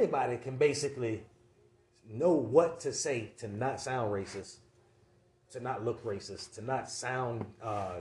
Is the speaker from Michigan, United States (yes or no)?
no; Brandon, Florida, United States; also born or lived in Valrico, Florida; I'm from Valrico, I'm from Brandon